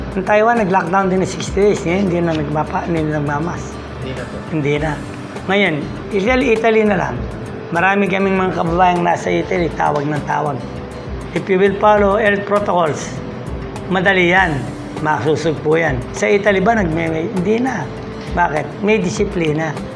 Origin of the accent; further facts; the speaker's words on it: Philippines; tayong mga Pilipino